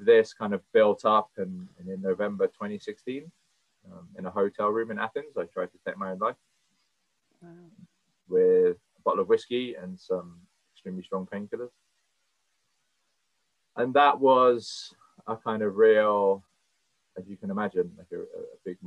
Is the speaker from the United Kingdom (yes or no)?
yes; Cornwall, South West England, United Kingdom; I've always worked in hospitality my whole life, growing up in Cornwall